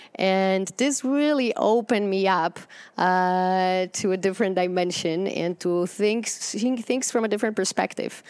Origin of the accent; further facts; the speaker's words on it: Poland; moved away as an adult; And I grew up in Poland in communism